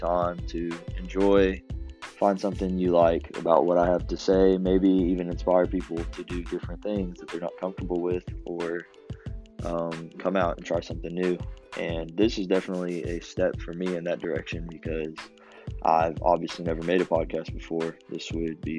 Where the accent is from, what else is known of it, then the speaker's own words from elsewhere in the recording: Lexington, Kentucky, United States; also born or lived in Danville, Kentucky; I'm from Lexington, Kentucky originally. Been there all my life.